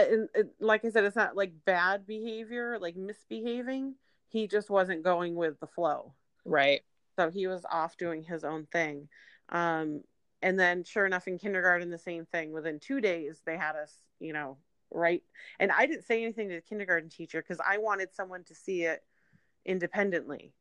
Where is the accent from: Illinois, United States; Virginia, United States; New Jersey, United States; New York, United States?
New York, United States; Syracuse; now in California, United States; We moved back to my hometown of Syracuse, New York